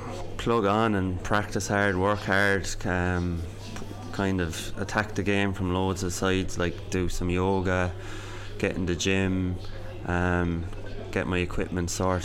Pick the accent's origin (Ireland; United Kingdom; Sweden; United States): Ireland; Thurles, Munster; No, I'm from Thurles in County Tipperary